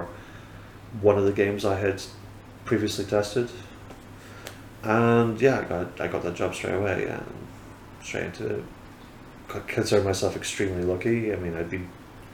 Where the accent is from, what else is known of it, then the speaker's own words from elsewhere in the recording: Fraserburgh, Scotland, United Kingdom; also born or lived in Lincolnshire / West Sussex; now in Whitby, United Kingdom; I am born in Scotland, yeah. Frisborough up in Aberdeenshire, kind of pretty much not as far north as it can go